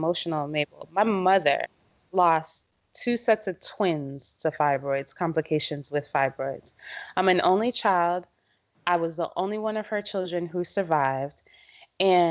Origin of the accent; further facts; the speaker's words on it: Jamaica; moved away; I'm originally from Jamaica